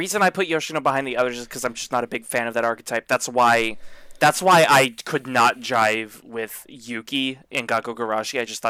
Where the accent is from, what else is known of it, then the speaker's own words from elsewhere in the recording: the South, United States; Okay, I'm from the South and moved north.